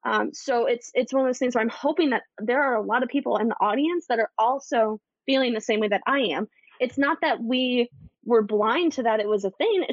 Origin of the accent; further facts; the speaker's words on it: Midwest, United States; I grew up in the Midwest. I grew up in a town where there was 5,000 people.